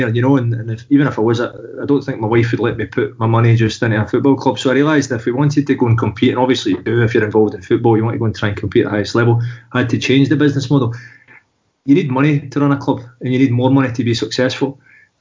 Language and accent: English; Glasgow, Scotland, United Kingdom; moved away as an adult; also born or lived in Paris, France; now in France; So I'm from Glasgow, I live in France. I've lived in France for the last 16 years